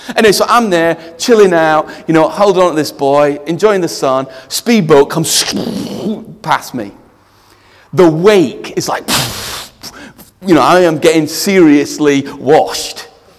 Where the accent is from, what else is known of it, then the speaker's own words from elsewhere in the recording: India; Some of you know I grew up in India, and that's why I named my daughter India.